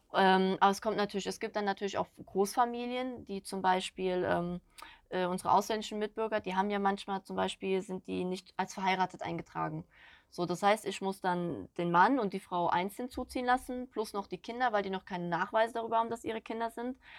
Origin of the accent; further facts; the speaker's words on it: Schwalmstadt, Hesse, Germany; moved away; ich komme gebürtig von Kassel oben, Schwalmstadt die Ecke